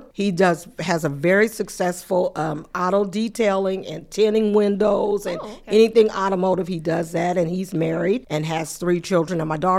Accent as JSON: {"language": "English", "town": "Muncie", "region": "Indiana", "country": "United States", "tie": "born or raised there", "said": "I am from Muncie. I'm a Muncie resident, born and raised in Muncie. I've graduated from Muncie Community Schools. I'm just a product of Muncie. My parents are here. They're still here."}